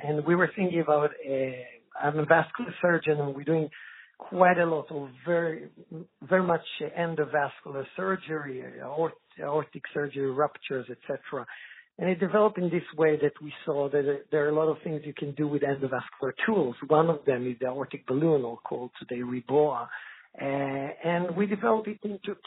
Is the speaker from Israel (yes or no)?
yes; Israel; moved away as an adult; now in Sweden; I'm originally from Israel, working many years in Sweden